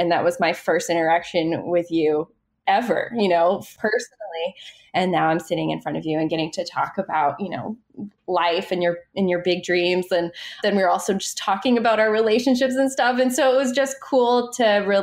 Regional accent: Maine, United States; moved away as an adult; now in New York, United States; I grew up in Maine, which isn't, you know, as bad as Minnesota, but we do get our fair share of snow

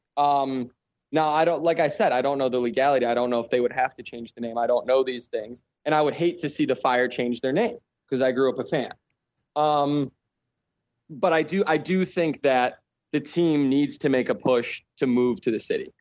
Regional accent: Chicago, Illinois, United States; moved away as an adult; now in Czech Republic; I grew up in Chicago

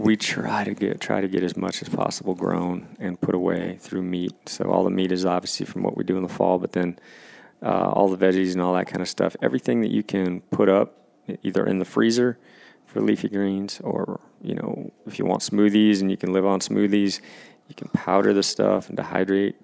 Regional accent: Washington, United States; my home state of Washington

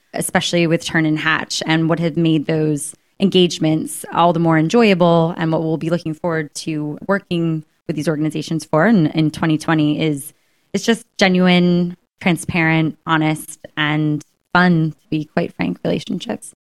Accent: United States; accent: American; moved away as an adult; now in United Kingdom; As you can tell by my accent, I am an American that's living abroad, and I've been in the U K for about ten years.

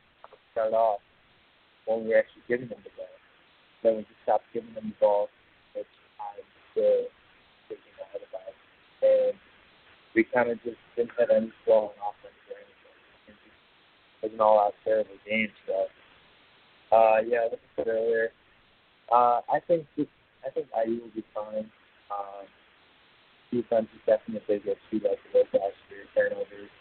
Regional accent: Illinois, United States; I'm from Illinois, so I grew up in Illinois

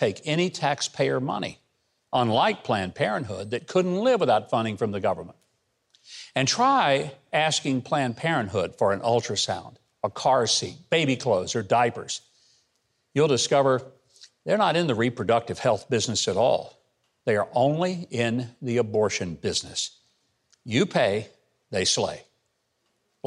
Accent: Arkansas, United States; my home state of Arkansas

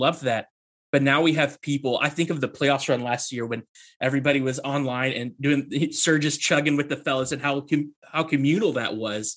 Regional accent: Kentucky, United States; also born or lived in Bowling Green, Kentucky; growing up in Kentucky, you are born and raised to be a Kentucky Wildcats fan. Living where we do in Bowling Green

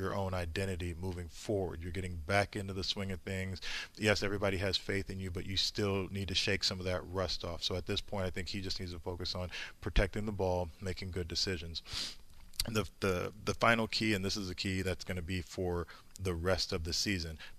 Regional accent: Indianapolis, Indiana, United States; I grew up in Indianapolis

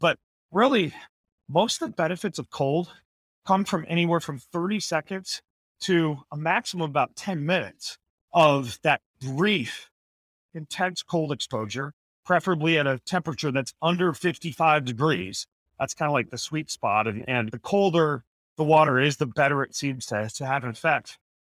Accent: Idaho, United States; the winters where I grew up in Idaho were always just so bitter cold.

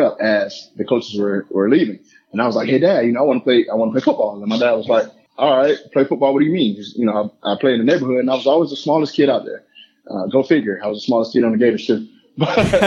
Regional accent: Lakeland, Florida, United States; Growing up in Lakeland

